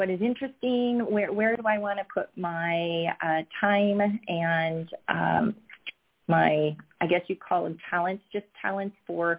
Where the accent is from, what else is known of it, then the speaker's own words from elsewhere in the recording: Oregon, United States; moved away as an adult; now in South Florida, United States; I'm originally from Oregon and born and raised there and then attended Oregon State University.